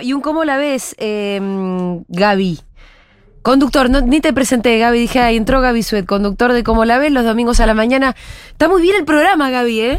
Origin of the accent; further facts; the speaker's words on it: Paraná, Entre Ríos, Argentina; Yo soy de Paraná, Entre Ríos